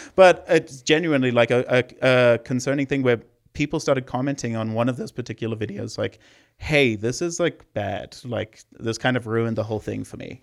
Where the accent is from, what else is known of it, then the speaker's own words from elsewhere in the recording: Zimbabwe; moved away; I'm from Zimbabwe, if you're hearing the accent.